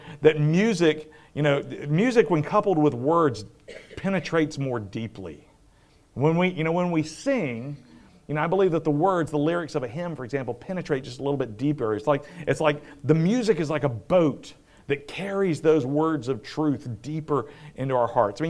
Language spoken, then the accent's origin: English; South Carolina, United States; moved away; growing up in South Carolina